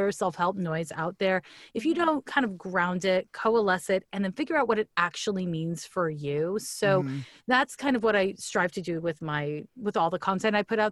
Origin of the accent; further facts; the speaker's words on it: Montreal, Quebec, Canada; moved away; So I'm from Montreal, Quebec